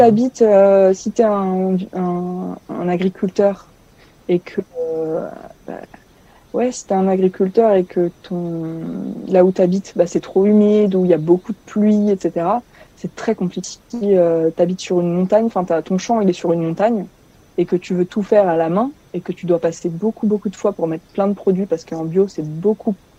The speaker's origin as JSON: {"language": "French", "town": "Tours", "region": "Centre-Val de Loire", "country": "France", "said": "je suis française. Je viens de Tours en France dans la région centre"}